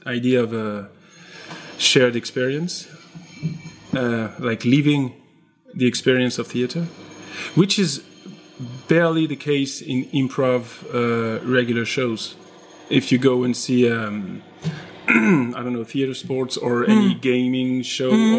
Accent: Strasbourg, Grand Est, France; English is a second language; also born or lived in Paris; now in Lyon, France; originally I'm from Strasbourg

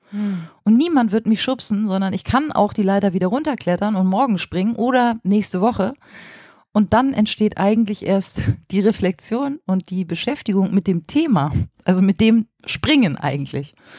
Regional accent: Flensburg, Schleswig-Holstein, Germany; moved away as an adult; also born or lived in Kiel; now in Berlin, Germany; Ich bin an der dänischen Grenze in Flensburg geboren und habe dann in Kiel Lehramt studiert, dann auch ein paar Jahre in Schleswig-Holstein als Lehrerin gearbeitet

